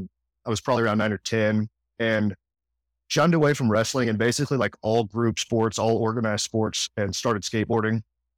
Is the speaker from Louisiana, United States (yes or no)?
yes; Louisiana, United States; born there; I was born just outside of New Orleans, Louisiana, but didn't live there very long.